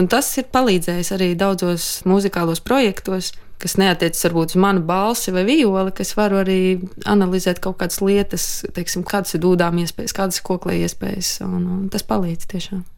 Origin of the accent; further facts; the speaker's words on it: Latgale, Latvia; es pati nāku no Latgales.